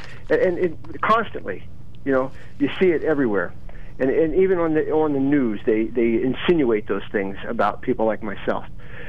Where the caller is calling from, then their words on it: Bloomsburg, Pennsylvania, United States; Yeah, I'm … from Bloomsburg.